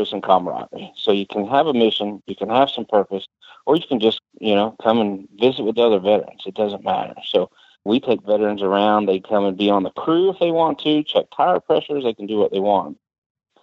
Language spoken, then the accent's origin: English; Kentucky, United States; moved away as an adult; now in Charlotte, United States; I'm from Kentucky